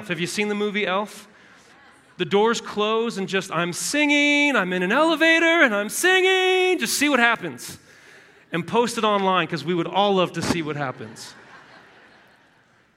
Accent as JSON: {"language": "English", "region": "Southern California", "country": "United States", "tie": "born or raised there", "moved": "yes", "said": "My wife and I are from Southern California"}